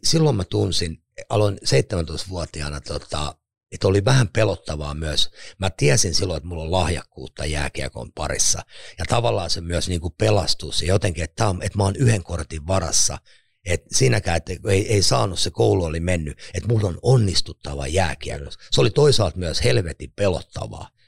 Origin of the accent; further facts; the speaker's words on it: Lahti, Päijät-Häme, Finland; synnyin tuolla Lahdessa Kalliolla Tonttilan alueella kerrostalo